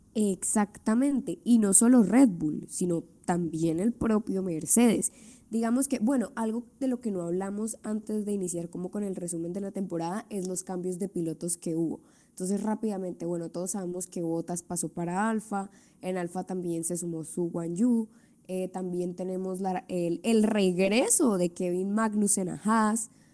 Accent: Colombia; somos colombianas

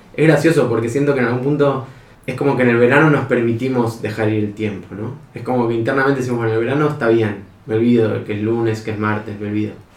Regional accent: Argentina; soy argentino como escucharán

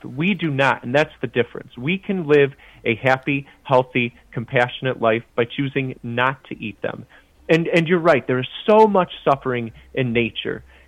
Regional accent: Chicago, Illinois, United States; I grew up in the Midwest as well, just outside Chicago

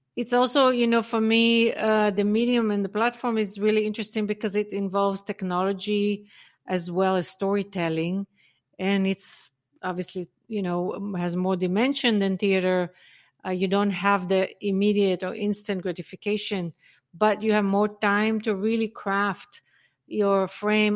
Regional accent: Israel; moved away; also born or lived in North Africa; I grew up in Israel

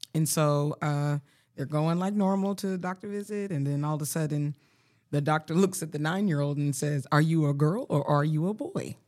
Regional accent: Colorado, United States; moved away; I was from Colorado

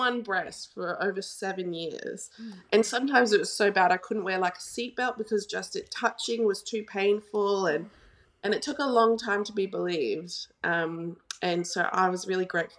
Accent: Gold Coast, Queensland, Australia; now in Perth, Australia; I grew up on the Gold Coast, so I know a lot of people there.

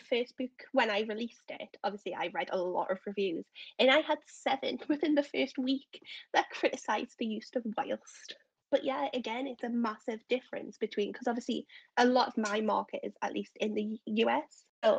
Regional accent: Newcastle upon Tyne, North East England, United Kingdom; accent: Northern; Northern, yeah. So I'm from Newcastle, so right in the center of the north.

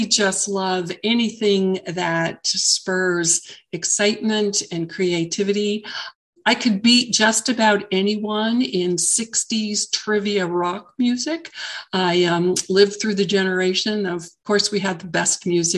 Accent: Southern California, United States; moved away as an adult; I grew up in Southern California. I had lived there for the majority of my entire life.

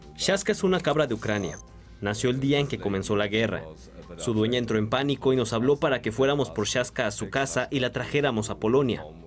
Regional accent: Weston-super-Mare, South West England, United Kingdom; mi ciudad natal, Weston Supermare, en Inglaterra

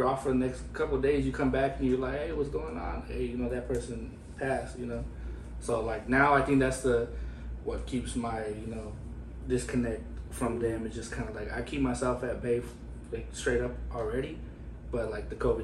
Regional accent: Fresno, California, United States; moved away as an adult; now in Portland, United States; I'm from the Central Valley of California, the Fresno area, you know. And I've been out there most of my life

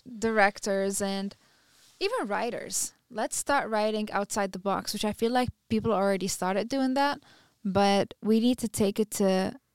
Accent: United States; Because I'm pretty sure as a U.S., you know, as an American, I would like to.

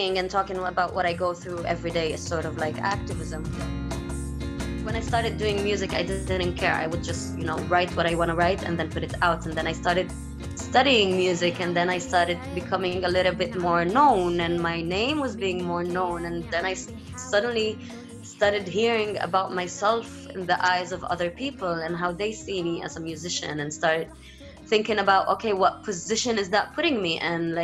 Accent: Haifa, Haifa District, Israel; also born or lived in Tel Aviv, Israel; I am from Haifa. Haifa is a Palestinian city, but it was occupied by Israel

